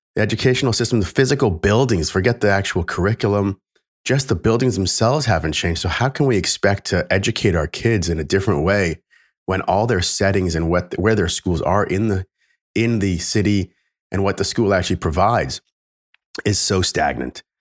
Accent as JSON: {"language": "English", "country": "Canada", "said": "I'm Canadian"}